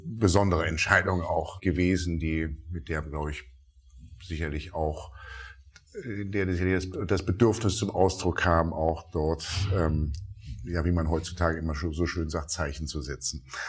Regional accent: Rhineland, Germany; als gebürtiger Rheinländer

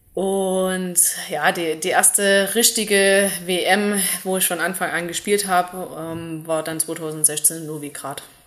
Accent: Zeulenroda, Thuringia, Germany; also born or lived in Pausa; ich bin in Zürnroda zur Schule gegangen

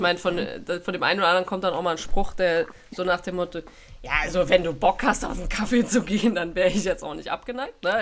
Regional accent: Germany; moved away as an adult; also born or lived in England / France; als Deutsche

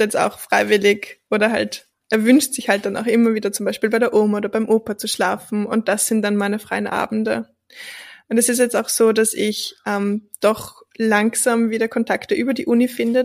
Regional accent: Austria; ich bin wirklich in einem Dorf aufgewachsen

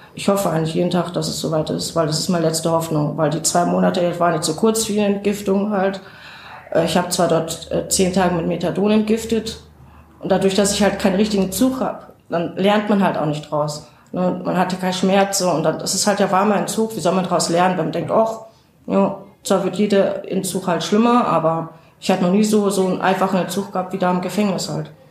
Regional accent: North Rhine-Westphalia, Germany; now in Saarbrücken, Germany; ich komme nicht von hier, ich komme aus Nordrhein-Westfalen und bin jetzt seit ja, fast 20 Jahren hier

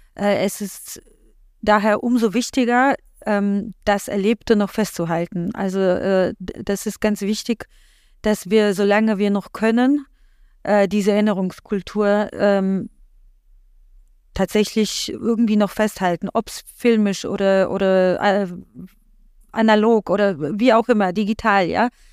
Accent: Poland; now in Germany; ich komme ja gebürtig aus Polen

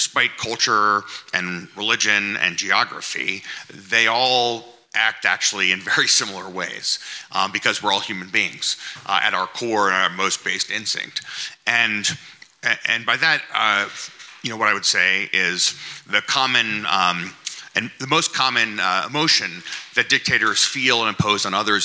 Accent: United States; I'm an American

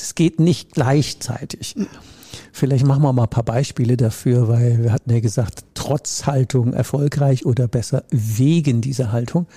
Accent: Rhineland, Germany; Ich komme ja aus dem Rheinland

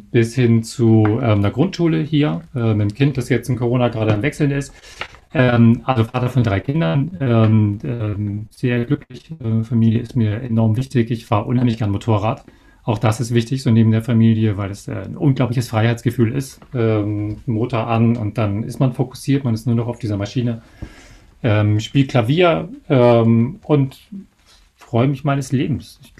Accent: Bavaria, Germany; Ich habe es trotzdem gemacht, ähm, weil man, gut, ich komme ja aus Bayern

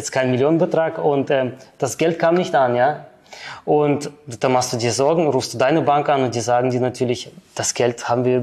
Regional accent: Switzerland; Ich bin Schweizer Bürger.

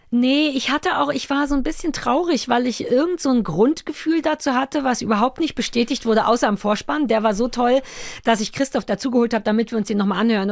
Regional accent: Berlin, Germany; ich bin in Berlin-Mitte groß geworden

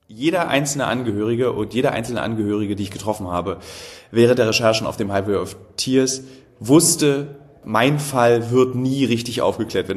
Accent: East Germany, Germany; weil ich natürlich als, besonders als Ossi

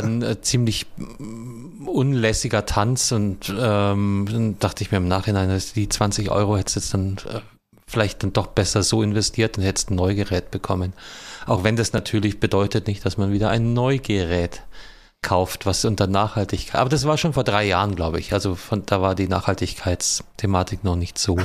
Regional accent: Southern Germany, Germany; ich komme ja aus Süddeutschland

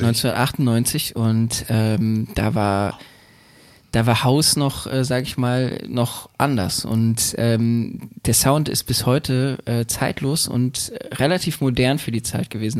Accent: Berlin, Germany; born or raised there

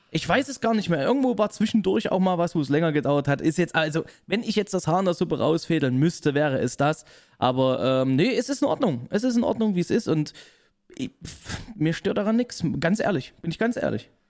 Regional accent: Leipzig, Saxony, Germany; ich komme aus Leipzig, bin dort geboren, aufgewachsen und immer noch äh, in Wohnhaft dort

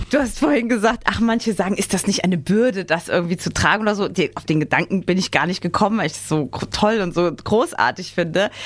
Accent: Saarland, Germany; ich komme aus dem Saarland

